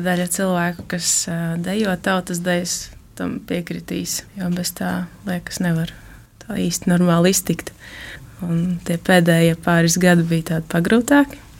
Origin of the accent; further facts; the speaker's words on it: Rēzekne, Latgale, Latvia; Es esmu no Reizeknas, esmu dzimusi augusi Reizeknē